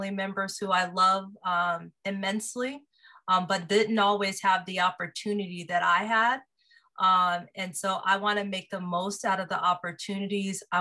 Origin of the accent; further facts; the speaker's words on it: Seattle, Washington, United States; moved away as an adult; now in Los Angeles, United States; I grew up in Seattle, Washington, born and raised.